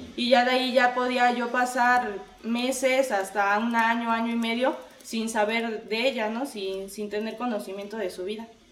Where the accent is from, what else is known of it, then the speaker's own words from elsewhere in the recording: Puebla, Mexico; soy de la ciudad de Puebla